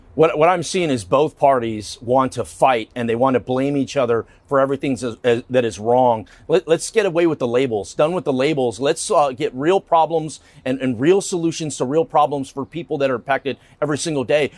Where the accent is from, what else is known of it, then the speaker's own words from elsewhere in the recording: Texas, United States; I'm from Texas